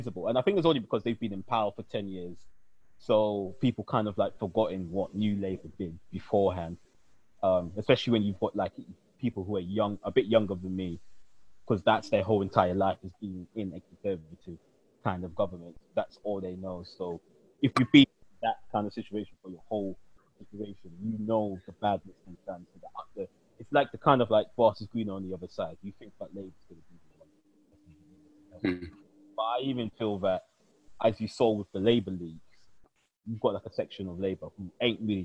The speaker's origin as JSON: {"language": "English", "region": "London", "country": "United Kingdom", "said": "me as a Londoner"}